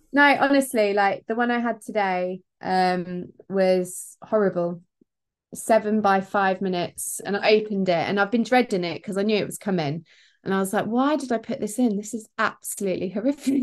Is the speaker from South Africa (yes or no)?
no; Peterborough, East of England, United Kingdom; Peterborough. Ferry Meadows Park run. It's my hometown